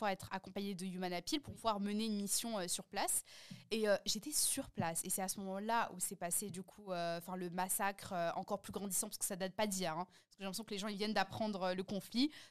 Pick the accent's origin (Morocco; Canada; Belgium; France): Morocco; ou bien moi, par exemple, je suis marocaine turque, en général, on est musulman.